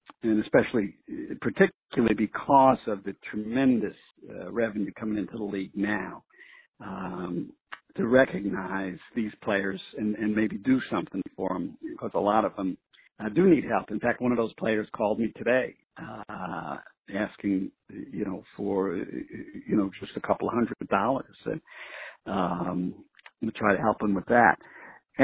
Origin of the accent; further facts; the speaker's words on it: New York City, New York, United States; I grew up in New York City